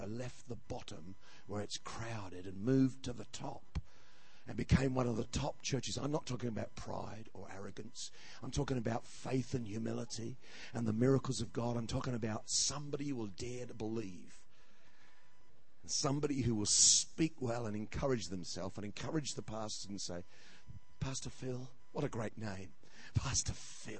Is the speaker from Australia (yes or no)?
yes; Australia; I'm an Australian